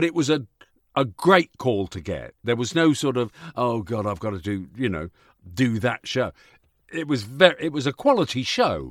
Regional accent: Yorkshire and the Humber, United Kingdom; I was born in Yorkshire

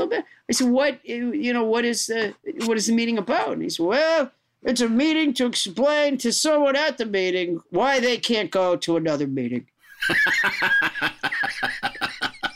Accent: Sudbury, Massachusetts, United States; also born or lived in Huntsville, Alabama; I was born in Huntsville, Alabama, and I was raised in Massachusetts

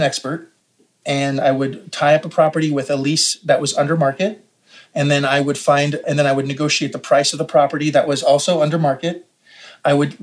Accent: Canada; as a Canadian

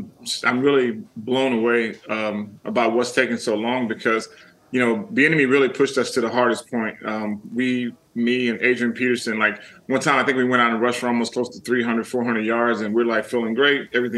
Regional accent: Germany; born there; Like, obviously, I was born in Germany. My dad was a military man for 32 years.

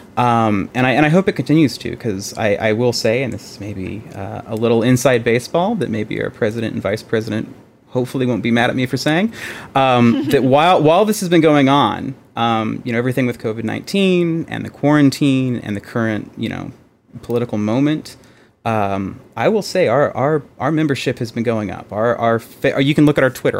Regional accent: Texas, United States; Being a Texan, I grew up around guns

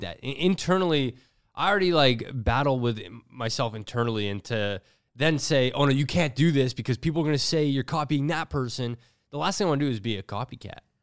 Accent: Toronto, Ontario, Canada; Growing up in Toronto

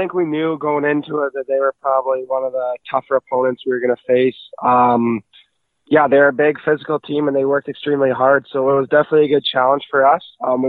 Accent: Cranbrook, British Columbia, Canada; I'm from Cranbrook, BC originally.

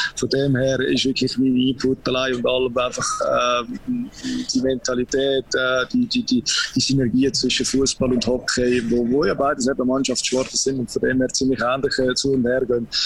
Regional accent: Zug, Switzerland; ich bin auch als, äh, als Zuger aufgewachsen

